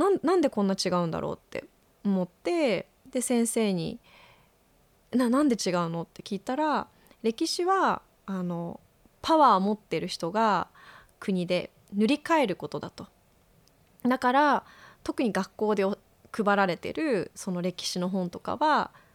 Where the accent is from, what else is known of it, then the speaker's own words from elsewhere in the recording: Japan; moved away; also born or lived in China; 日本にいた時は家族のあり方がすごく嫌で攻めて、逃げてきて